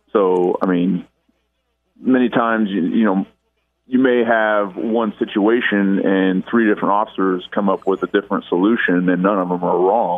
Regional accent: Lafayette, Indiana, United States; Good old Lafayette.

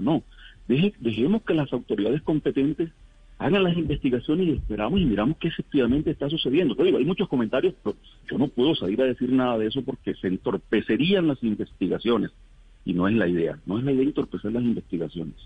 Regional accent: El Salado, Bolívar, Colombia; Yo soy del Salado, quiero aclararlo. Nací y me crié en el Salado.

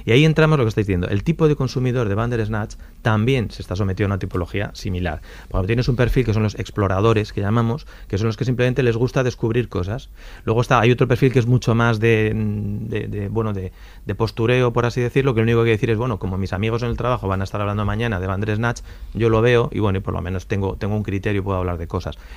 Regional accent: United Kingdom; Bueno, es que me gusta mucho el té. yo, soy, británica.

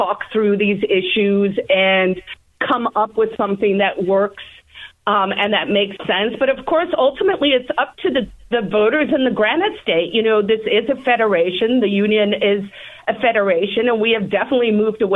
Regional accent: South Africa; now in New Hampshire, United States; I obviously am an immigrant myself. I came from South Africa

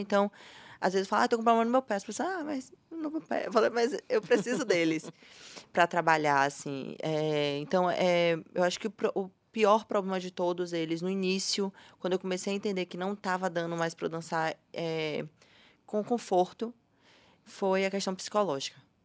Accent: Salvador, Bahia, Brazil; Eu sou nascida e criada em Salvador.

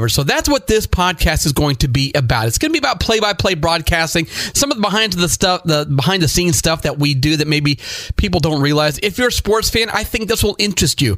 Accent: Northeast Ohio, United States; now in South Florida, United States; I grew up in Northeast Ohio, so I'm a huge Cleveland sports fan.

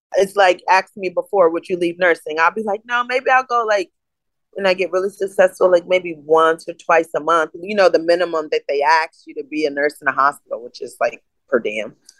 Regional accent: East Coast, United States; also born or lived in Connecticut / New York; I'm from the East Coast. I was born between Connecticut and New York.

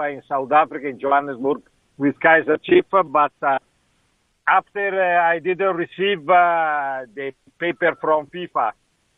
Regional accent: Italy; English is a second language; also born or lived in Ghana; I just arrived in Italy

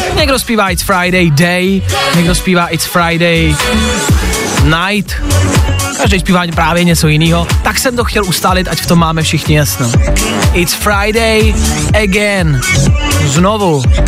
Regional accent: Olomouc Region, Czechia; jsem z Olomouckého kraje

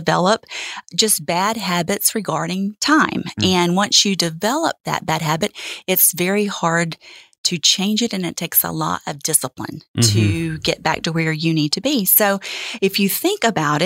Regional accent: Winter Haven, Florida, United States; moved away as an adult; I grew up here in Winter Haven, Florida, and married my high school sweetheart.

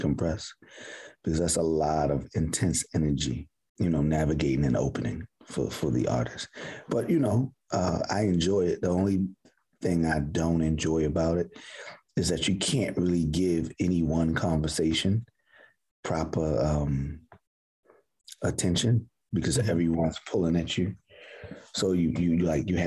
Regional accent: Baltimore, Maryland, United States; So I'm from Baltimore, West Baltimore to be specific

